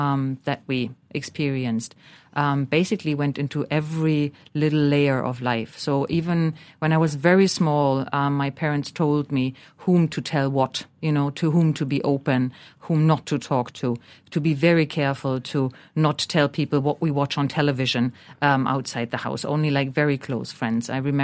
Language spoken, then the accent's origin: English; Berlin, Germany; English is a second language; West Berlin, I was brought up in East Berlin, but West Berlin was basically around the corner and we could see the wall.